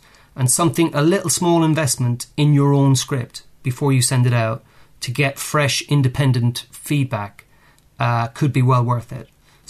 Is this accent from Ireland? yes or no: yes; Ireland; moved away as an adult; now in United Kingdom; I mean, I came over from Ireland in 1994, and I started temping in the media here, which was pretty easy to do, I found.